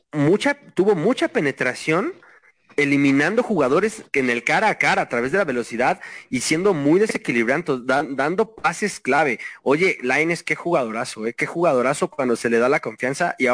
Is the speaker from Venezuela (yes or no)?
no; Mexico; el mexicano siempre busca estar chingando, así somos todos